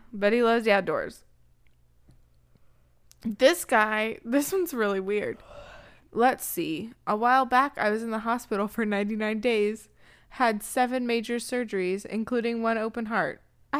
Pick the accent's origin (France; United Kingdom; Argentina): United Kingdom; England; It was suggested to me to lead with the fact that I am English, which is the least interesting thing about me. But hey, I'll give it a go. I am English.